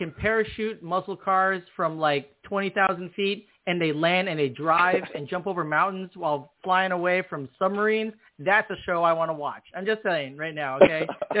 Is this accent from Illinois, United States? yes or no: yes; Chicago, Illinois, United States; I'm from Chicago